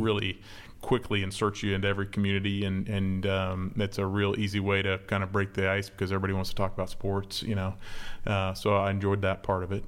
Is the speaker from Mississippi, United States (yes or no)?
no; Manhattan, Kansas, United States; moved away as an adult; also born or lived in Florida / Texas; now in Memphis, United States; I grew up in Manhattan, Kansas, where K-State is